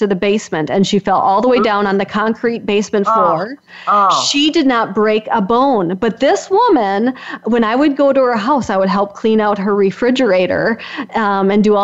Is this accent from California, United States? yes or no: no; Wisconsin, United States; I'm from Wisconsin, so if you can't tell with my accent, this is a dairy state